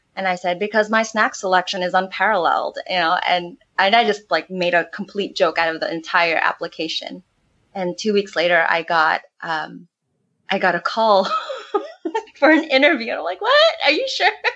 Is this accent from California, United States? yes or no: yes; San Marcos, California, United States; moved away as an adult; also born or lived in Oceanside, California; now in Mexico; Jason and I actually came from the same hometown. We're from Oceanside, well, originally San Marcos, California, and that's North County, San Diego